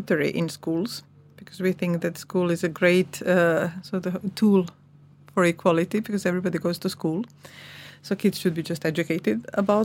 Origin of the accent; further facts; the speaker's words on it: Croatia; English is a second language; moved away as an adult; now in Iceland; My former Yugoslavia. So I'm from Croatia, I'm Serb